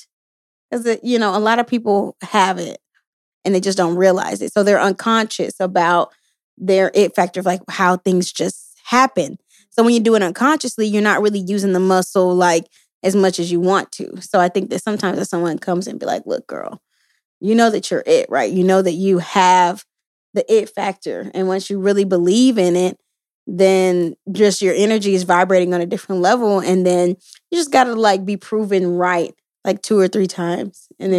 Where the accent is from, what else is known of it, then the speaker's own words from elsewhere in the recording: Houston, Texas, United States; You know, I'm from Houston, Texas, and you know, we like our sugar, our honeys, our honey buns, all of that.